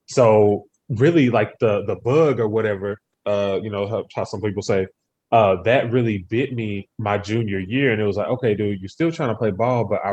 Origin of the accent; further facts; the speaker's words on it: Humble, Texas, United States; I'm from Humble, which is just outside of Houston